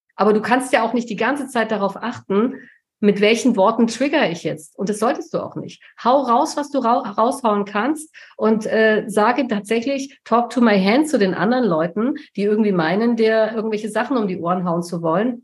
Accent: Allgäu, Bavaria, Germany; moved away; ins Dorf komme, da ins Allgäu, wo ich herkomme, wo meine Eltern leben

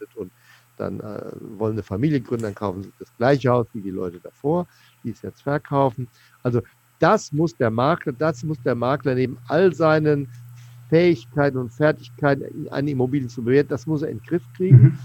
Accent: Seligenstadt, Hesse, Germany; Seligenstadt, wo ich herkomme, gebürtig

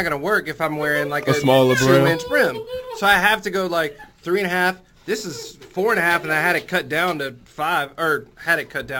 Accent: West Texas, United States; I'm from West Texas

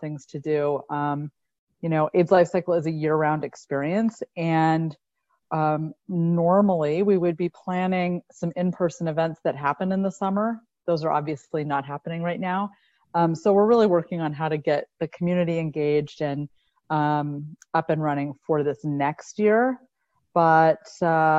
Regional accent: Lancaster, California, United States; I grew up in Lancaster, California

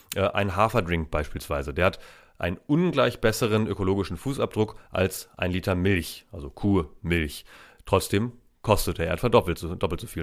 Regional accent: Steinburg district, Schleswig-Holstein, Germany; Da, wo ich herkomme, das ist in Schleswig-Holstein

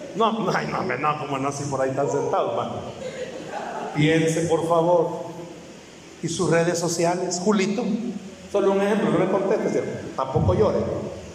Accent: El Salvador; No tenemos identidad como salvadoreños

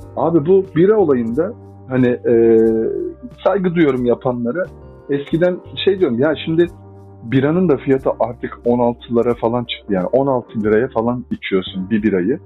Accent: Adana, Turkey; moved away; ben Adana'da büyüdüm. Adanalıyım.

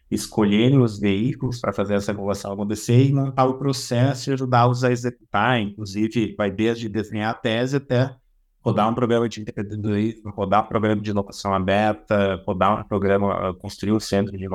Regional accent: Rio Grande do Sul, Brazil; also born or lived in São Paulo; now in Florianópolis, Brazil; eu tenho 43 anos, eu sou do Rio Grande do Sul, mas já morei bastante tempo em São Paulo, hoje eu resido em Florianópolis.

